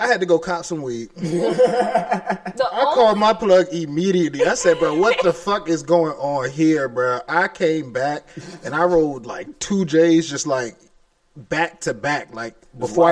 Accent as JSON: {"language": "English", "region": "Maryland", "country": "United States", "tie": "born or raised there", "said": "I'm from Maryland, grew up literally a couple blocks away from the D.C. state line"}